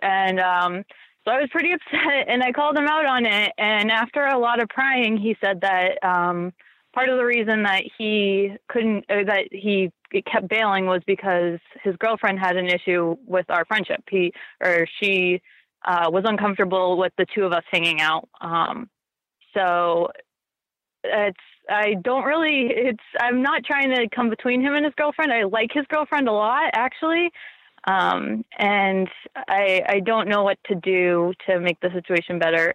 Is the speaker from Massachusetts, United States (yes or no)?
yes; Massachusetts, United States; now in Santa Barbara, United States; I'm originally from Massachusetts, but I live in Santa Barbara now